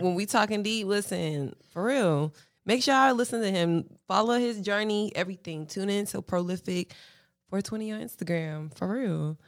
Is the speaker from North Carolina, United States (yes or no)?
yes; Charlotte, North Carolina, United States; also born or lived in Fayetteville, North Carolina; I was born in Fayetteville, but I grew up in Charlotte